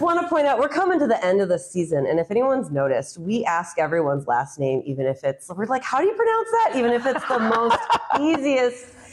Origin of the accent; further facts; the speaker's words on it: Chicago northwest suburbs, Illinois, United States; I'm also from Chicago